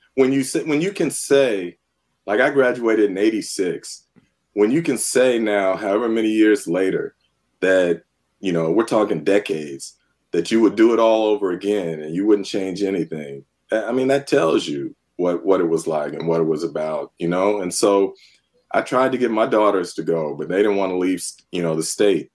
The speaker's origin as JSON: {"language": "English", "region": "Northern California", "country": "United States", "tie": "born or raised there", "also_born_or_lived": "San Francisco", "said": "I grew up in Northern California, was born in San Francisco"}